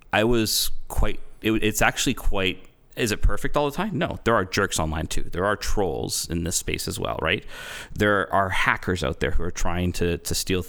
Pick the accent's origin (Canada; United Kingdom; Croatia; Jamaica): Canada; I'm Canadian. It's my nature to apologize.